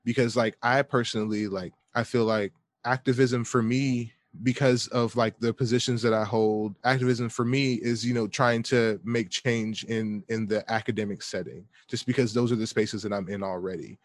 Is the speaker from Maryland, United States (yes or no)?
no; Atlanta, Georgia, United States; moved away; I'm from Atlanta, Georgia